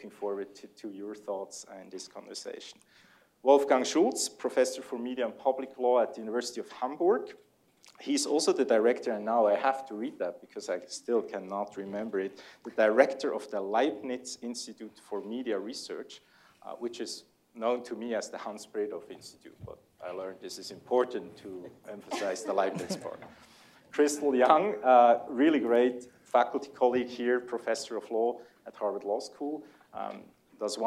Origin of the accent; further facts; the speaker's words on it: Switzerland; accent: Swiss; English is a second language; my Swiss accent is so strong when I speak German that it's easier for the Germans when I talk English